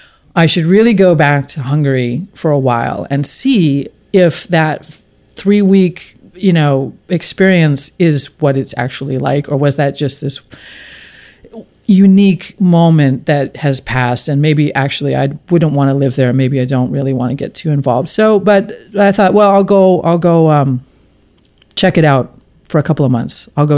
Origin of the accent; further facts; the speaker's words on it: West Coast, United States; And I'm from the West Coast, so I'm, you know, quite, didn't grow up in a, you know, I had Jewish friends